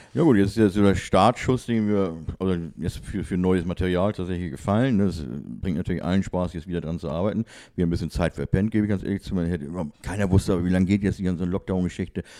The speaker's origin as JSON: {"language": "German", "region": "Hamburg", "country": "Germany", "tie": "born or raised there", "also_born_or_lived": "Schleswig-Holstein", "said": "bin Hamburger, bin in Hamburg geboren, ne? Und einmal Hamburg, immer Hamburg, sagt man ja."}